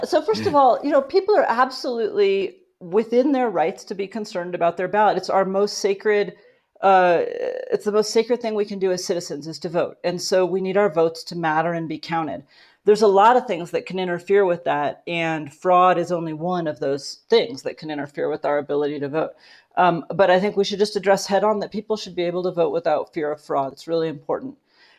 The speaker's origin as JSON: {"language": "English", "region": "Alaska", "country": "United States", "also_born_or_lived": "Colorado", "said": "What it means is that I am from Alaska, but I lived recently in Colorado."}